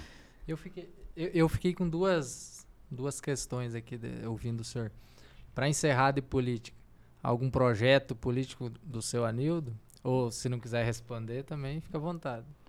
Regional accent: Brazil; nós, brasileiros

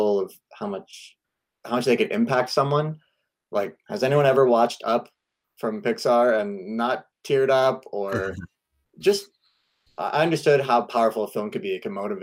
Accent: Ontario, Canada; now in Burnaby, Canada; We're originally from Ontario, but we are happily situated here in BC

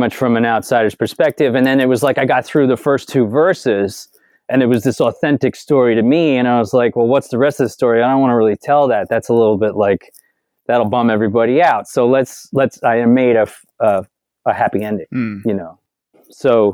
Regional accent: Northport, New York, United States; the town I grew up in, Northport, Long Island

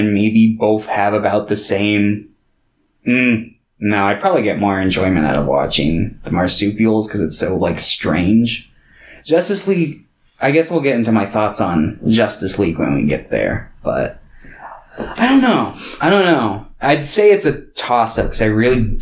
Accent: United States; I grew up here in America

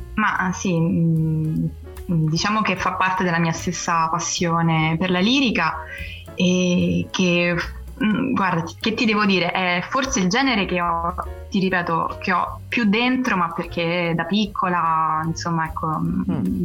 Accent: Rome, Lazio, Italy; geograficamente sono romana, romana de Roma

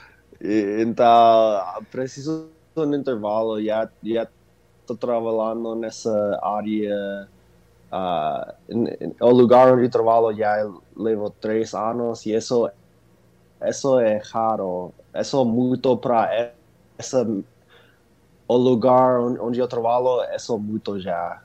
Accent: Arizona, United States; Portuguese is a second language; aqui no Arizona tem muitos latinos

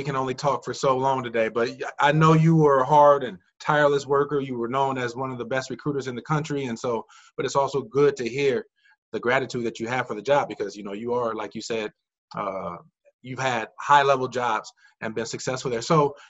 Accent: Indiana, United States; also born or lived in Evansville, Indiana; I'm from the Midwest, so I'm from Indiana, I was living in Evansville

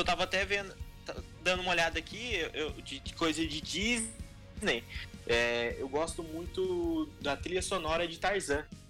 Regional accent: Taubaté, São Paulo, Brazil; a gente tá aqui, a gente é de Taubaté

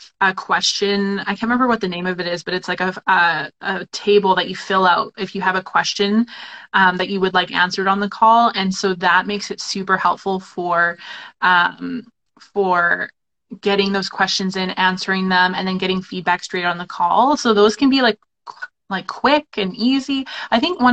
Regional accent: Canada; we're two Canadian photographers, so we know what it's like in our country

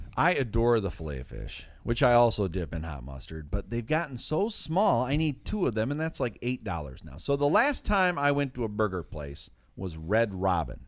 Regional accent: Detroit, Michigan, United States; my hometown Detroit Lions

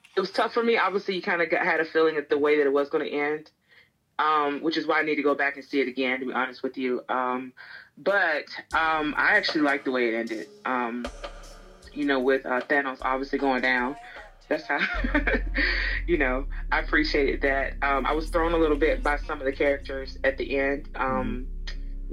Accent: Tuscaloosa, Alabama, United States; I am from Tuscaloosa, Alabama, and um, you know grew up about maybe 15 minutes from the UA itself

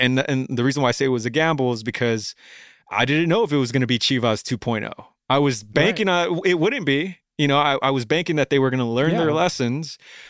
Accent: Bellflower, California, United States; Oh man, I'm a native Angelino, dude. I've been born and raised, dude. I was born in Bellflower and not too far from where we are right now at the moment

